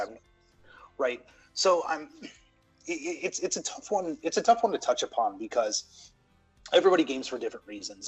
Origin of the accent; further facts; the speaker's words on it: United States; growing up in the States